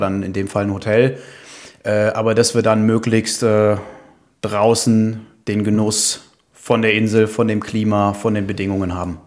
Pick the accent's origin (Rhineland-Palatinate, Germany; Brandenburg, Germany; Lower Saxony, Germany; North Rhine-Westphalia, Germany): North Rhine-Westphalia, Germany; Düsseldorf; also born or lived in Aachen / China; komme gebürtig aus Düsseldorf. Mhm. Da lebe ich auch wieder